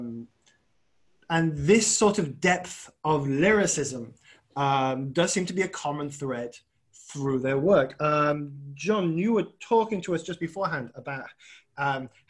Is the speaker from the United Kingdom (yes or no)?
yes; Wolverhampton, West Midlands, United Kingdom; I'm from Wolverhampton